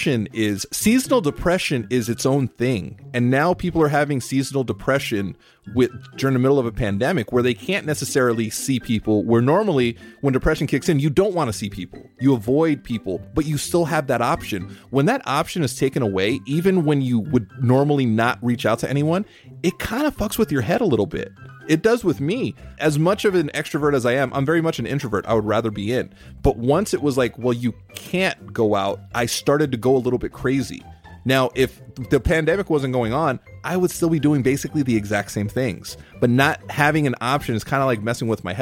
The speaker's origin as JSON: {"language": "English", "region": "California", "country": "United States", "tie": "born or raised there", "said": "growing up in California, I grew up with all of my closest friends in junior high and high school were Mexican"}